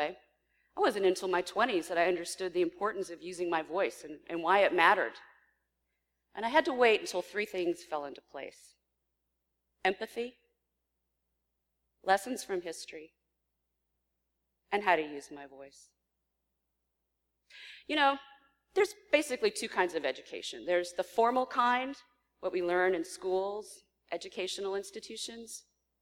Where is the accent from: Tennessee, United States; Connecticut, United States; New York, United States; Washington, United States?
Tennessee, United States; Memphis; also born or lived in Nashville, Tennessee / Los Angeles, California; I grew up here in Memphis, went to Rhodes College